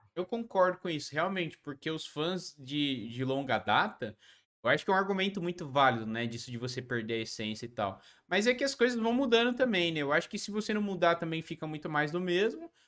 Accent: São Paulo, Brazil; eu sou da capital também, só que eu sou da Zona Sul, Santo Amaro

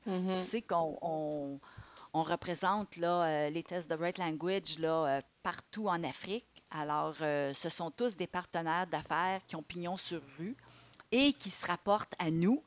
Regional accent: Ottawa, Ontario, Canada; moved away as an adult; also born or lived in Montreal; j'ai grandi à Ottawa

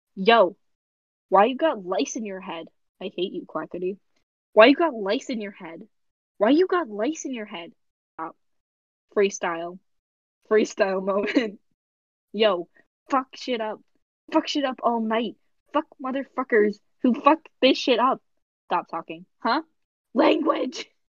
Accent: United States; we're American

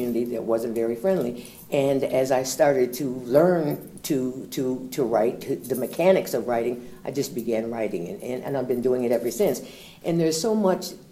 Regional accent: Elmira, New York, United States; also born or lived in Syracuse, New York; I was born in Syracuse, and we moved when I was four to Elmira, New York

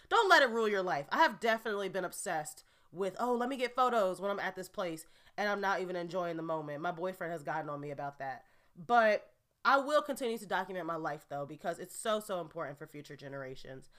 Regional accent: Gary, Indiana, United States; now in New Jersey, United States; I haven't been back to my hometown of Gary, Indiana, since my grandmother's funeral six years ago

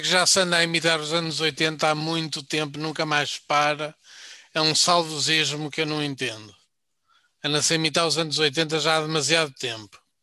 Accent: Braga, Norte, Portugal; eu sou de Braga

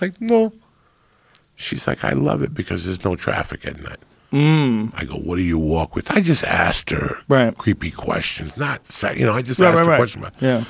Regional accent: East Coast, United States; you and I grew up on the East Coast

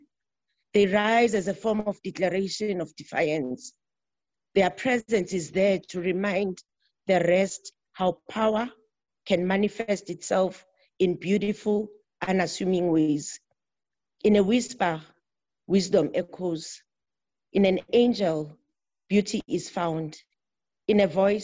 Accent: South Africa; from South Africa

